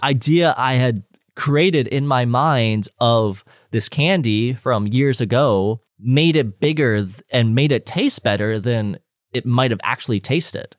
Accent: Calgary, Alberta, Canada; I'm a Canadian, I'm a Calgarian

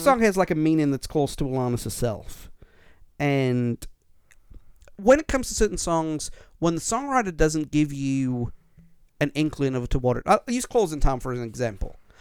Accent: United Kingdom; I'm British

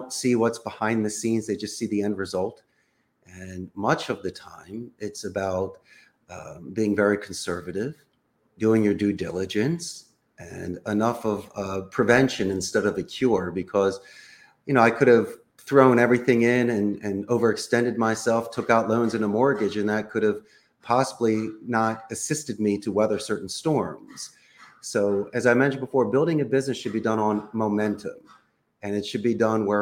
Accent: Philadelphia, Pennsylvania, United States; first language English; moved away as an adult; also born or lived in Arizona; now in Costa Rica; I'm originally from Northeast Philadelphia

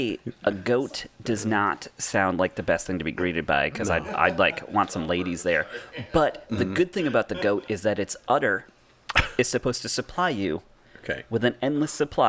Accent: Massachusetts, United States; I'm telling you, I'm from Massachusetts.

